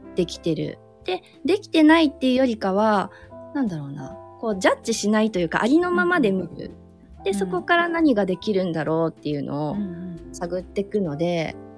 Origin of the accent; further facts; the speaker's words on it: Aichi, Japan; moved away; also born or lived in Kyoto; 近くに私の実家があるのでその一室をちょっと使わせて今はもらってる